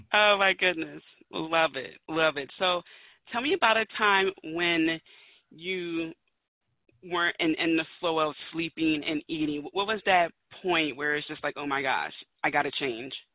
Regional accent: Philadelphia, Pennsylvania, United States; I'm from Philadelphia, Pennsylvania, home of the Eagles

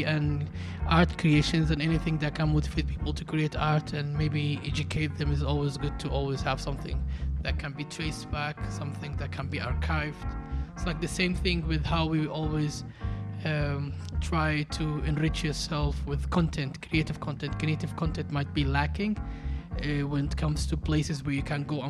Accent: Hargeisa, Somaliland, Somalia; growing up in Hargeisa

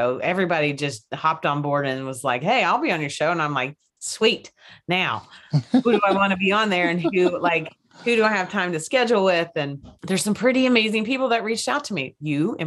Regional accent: Kentucky, United States; I'm from Kentucky.

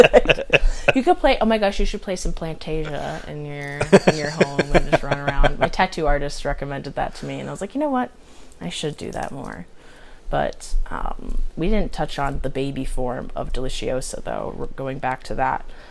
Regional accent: United States; we're American

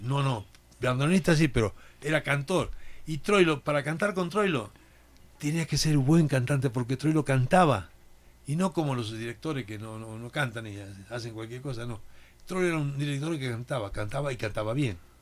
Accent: Santa Fe, Argentina; moved away; Yo soy de Santa Fe, en Argentina.

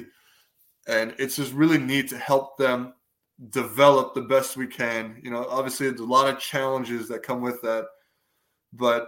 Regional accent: Chicago, Illinois, United States; I'm from Chicago

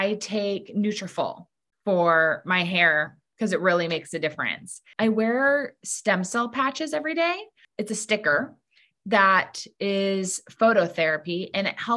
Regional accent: Laguna Beach, California, United States; also born or lived in New York City; I live in Laguna Beach, California, my hometown

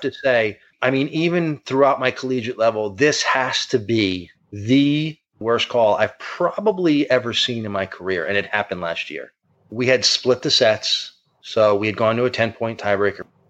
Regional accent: Fairfield, Connecticut, United States; I grew up in Fairfield, Connecticut.

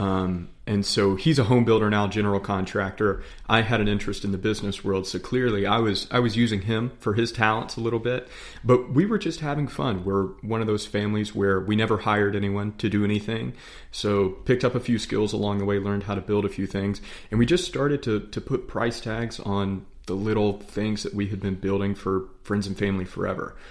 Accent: Charlotte, North Carolina, United States; We're, we're from the Charlotte area

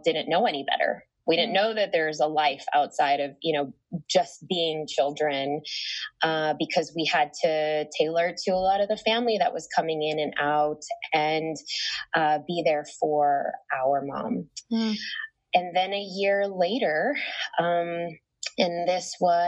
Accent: Chicago, Illinois, United States; I was born and raised in Chicago, and to immigrant parents

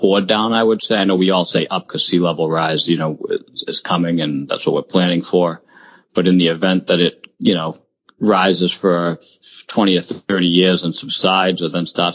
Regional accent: Gloucester, Massachusetts, United States; Born and raised in Gloucester, Mass., which is two towns away

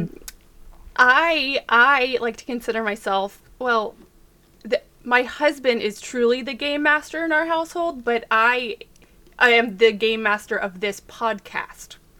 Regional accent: Texas, United States; accent: Texas; I can barely do a for real Texas accent

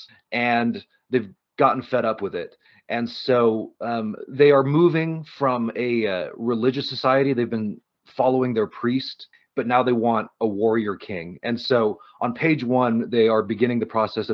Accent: Reno, Nevada, United States; I grew up in Reno.

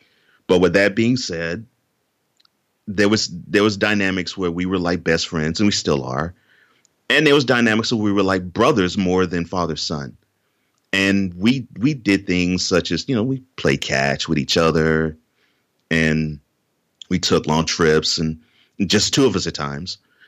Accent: Houston, Texas, United States; also born or lived in New Orleans; now in Nashville, United States; I was born in New Orleans, mm-hmm. but I moved to Houston when I was two and a half months. So I basically consider myself a native Houstonian. And so I grew up there, and now I have moved to Nashville since.

